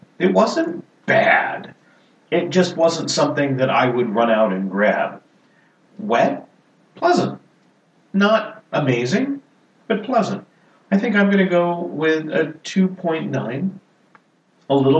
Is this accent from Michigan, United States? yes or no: no; San Diego, California, United States; San Diego, California. My hometown